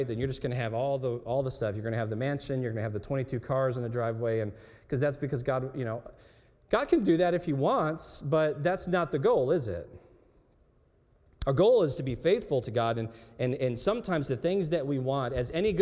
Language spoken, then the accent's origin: English; United States; I grew up in America